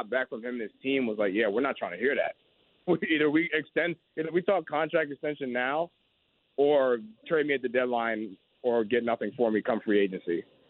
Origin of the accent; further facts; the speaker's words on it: New Jersey, United States; I'm from New Jersey. I've been born and raised here my entire life.